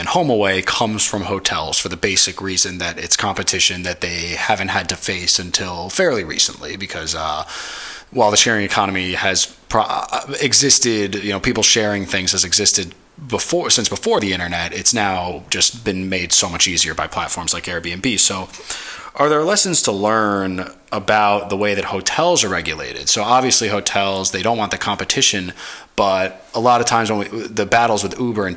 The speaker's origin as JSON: {"language": "English", "town": "New York City", "region": "New York", "country": "United States", "tie": "born or raised there", "said": "specifically in New York City, my hometown"}